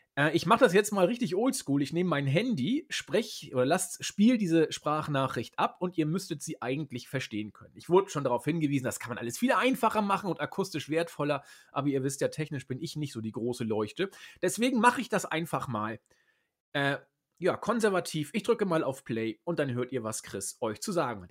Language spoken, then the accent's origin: German; Croatia; now in Vienna, Austria; ich bin in meiner Heimat Kroatien